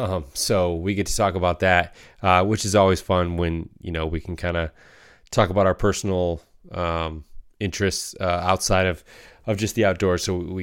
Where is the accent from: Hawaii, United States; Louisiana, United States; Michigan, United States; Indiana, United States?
Michigan, United States; I grew up in Northern Michigan in a, you know, fairly small rural community. So like that was a big part of my upbringing.